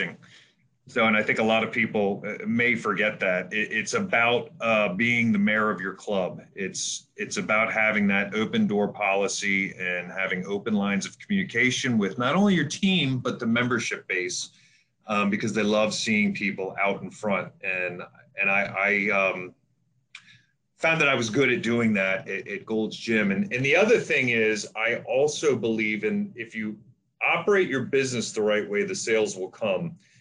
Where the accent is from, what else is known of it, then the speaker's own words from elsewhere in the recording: Baltimore, Maryland, United States; moved away as an adult; also born or lived in Atlanta; I relocated from Atlanta up to Baltimore, which is where I grew up anyway